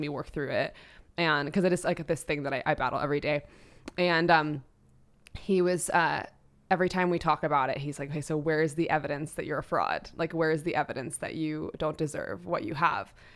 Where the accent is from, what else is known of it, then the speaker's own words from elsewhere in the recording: New York City, New York, United States; as a, uh, young girl, I grew up in New York City